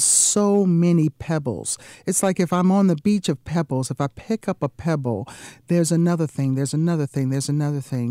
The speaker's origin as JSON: {"language": "English", "town": "Washington", "region": "District of Columbia", "country": "United States", "tie": "born or raised there", "also_born_or_lived": "California / New Jersey", "moved": "as an adult", "lives_now": "Jacksonville, United States", "said": "I was born and raised in the Washington, D C area. That's where I grew up."}